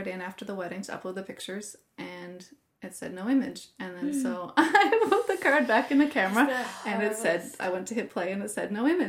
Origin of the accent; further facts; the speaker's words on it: Portugal Cove, Newfoundland and Labrador, Canada; moved away as an adult; also born or lived in Saskatchewan / Alberta; I was born in Saskatchewan in 87, so I am 30. And I lived in Saskatchewan until I was 6 and then moved here and lived in Portugal Cove, went to Beach Cove Elementary, and then PwC.